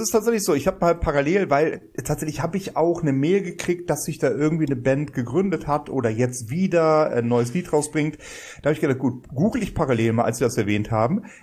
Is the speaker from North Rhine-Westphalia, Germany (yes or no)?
yes; Bonn, North Rhine-Westphalia, Germany; Als Bonner sage ich